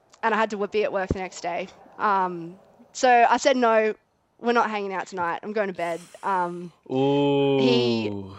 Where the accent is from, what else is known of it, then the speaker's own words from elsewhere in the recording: Barcaldine, Queensland, Australia; I'm from Barky, as Dan said, what I like to call the east coast of the Western Queensland